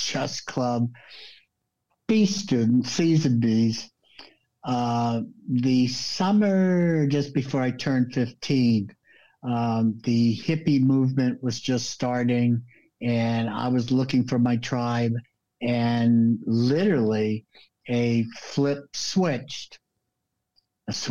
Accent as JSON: {"language": "English", "town": "Los Angeles", "region": "California", "country": "United States", "tie": "born or raised there", "also_born_or_lived": "New York", "moved": "as an adult", "lives_now": "Florida, United States", "said": "When I was 8 years old, we moved out to LA. And, I would say LA is my home"}